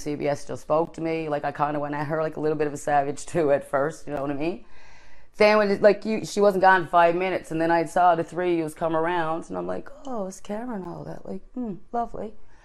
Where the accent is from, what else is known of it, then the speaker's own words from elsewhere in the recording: Newfoundland and Labrador, Canada; being a Newfoundlander, I was I'm an embarrassment to Newfoundland